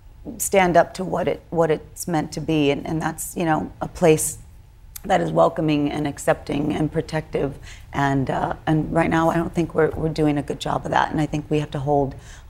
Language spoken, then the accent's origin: English; Texas, United States; And as a Texan, as a Texan with a mother who goes to Walmart